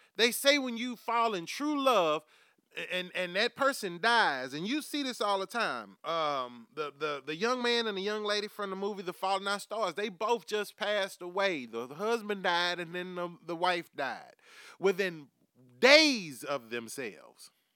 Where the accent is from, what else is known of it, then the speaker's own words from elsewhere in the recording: United States; we live in America